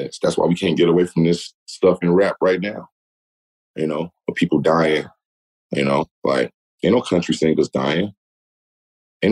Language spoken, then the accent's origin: English; Gary, Indiana, United States; I'm from Gary